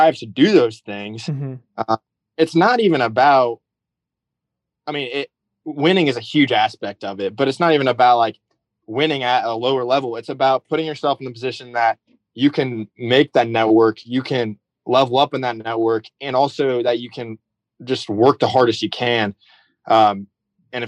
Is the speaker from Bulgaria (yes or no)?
no; Rensselaer, Indiana, United States; moved away; also born or lived in Zionsville; I was born in Indianapolis, but I did grow up most of my childhood in Rensselaer